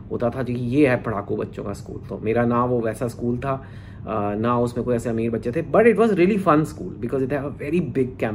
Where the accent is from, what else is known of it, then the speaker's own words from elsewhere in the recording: Delhi, India; तो मेरा बचपन मैं दिल्ली में मेरा जन्म हुआ था दिल्ली में एक आई डोंट नो जो लोग फेमिलियर हैं एक छोटा सा कॉलोनी है नारायणा विहार